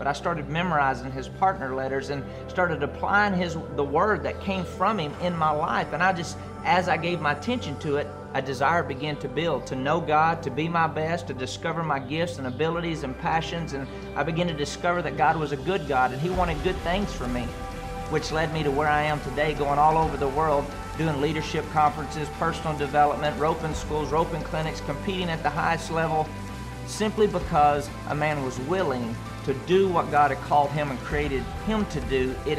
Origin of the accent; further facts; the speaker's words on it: Andrews, Texas, United States; This is my partner story. I grew up in Andrews, Texas in a great family